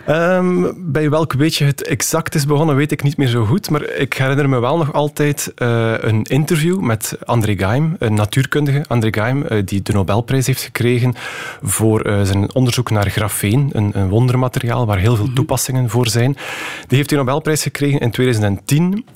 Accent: West Flanders, Belgium; accent: West Flemish; u hoort het misschien ook, ik ben West-Vlaming

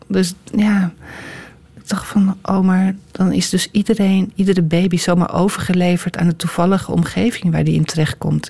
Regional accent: Amsterdam, North Holland, Netherlands; moved away as an adult; now in Utrecht, Netherlands; Ik ben ook geboren in Amsterdam

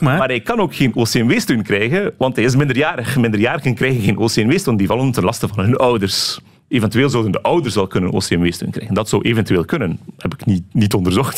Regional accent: Belgium; als Belg in ons land

